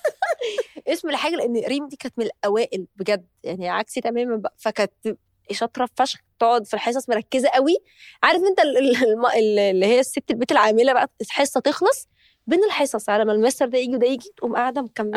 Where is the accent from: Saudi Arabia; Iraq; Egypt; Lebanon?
Egypt; إحنا عندنا في مصر